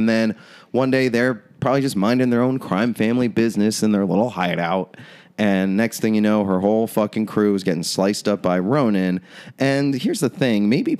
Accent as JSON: {"language": "English", "town": "Orlando", "region": "Florida", "country": "United States", "said": "I'm from Orlando, so I know about amusement parks, guys."}